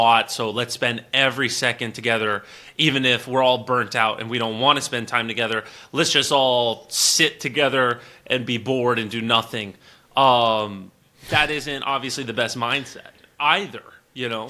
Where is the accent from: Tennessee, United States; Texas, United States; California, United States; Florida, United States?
Florida, United States; I'm from Florida